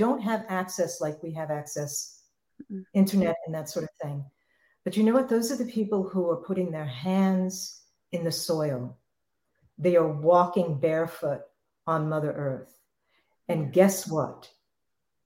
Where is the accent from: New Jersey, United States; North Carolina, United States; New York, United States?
New York, United States; New York City; I grew up in New York City. I lived in apartments my entire life growing up.